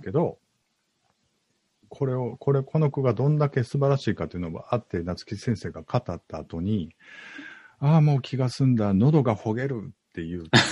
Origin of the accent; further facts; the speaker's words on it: Osaka, Japan; 僕大阪なんですけど、今大阪住んでるんですけど